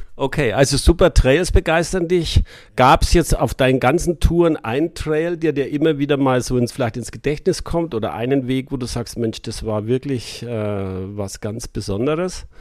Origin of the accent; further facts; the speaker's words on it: Munich, Bavaria, Germany; Bin aus München